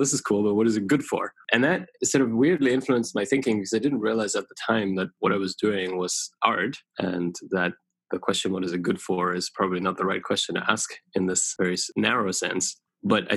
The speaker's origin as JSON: {"language": "English", "country": "Germany", "tie": "born or raised there", "also_born_or_lived": "United Kingdom", "moved": "yes", "lives_now": "United States", "said": "I grew up in Germany, eventually emigrated to the UK and then to the US"}